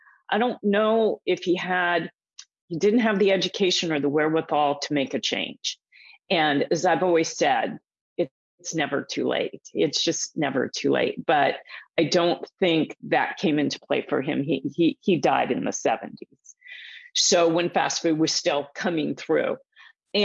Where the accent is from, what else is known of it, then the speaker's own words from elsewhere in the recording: Southern California, United States; I grew up out here in Southern California, where I am right now.